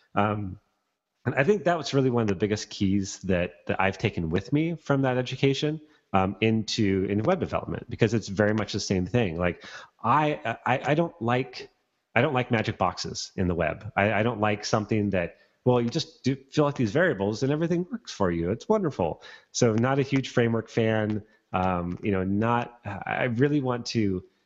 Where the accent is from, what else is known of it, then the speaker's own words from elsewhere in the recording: Bellingham, Washington, United States; moved away; back in my hometown of Bellingham